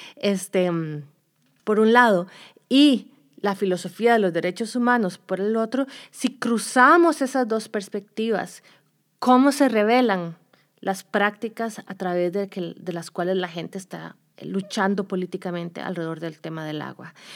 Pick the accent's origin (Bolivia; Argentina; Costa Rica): Costa Rica; moved away as an adult; now in United States; yo soy de Costa Rica, hice mi doctorado en Estados Unidos